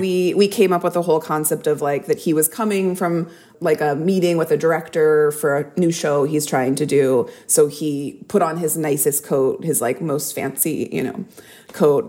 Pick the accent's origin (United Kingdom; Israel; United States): United States; Texas; I grew up in Texas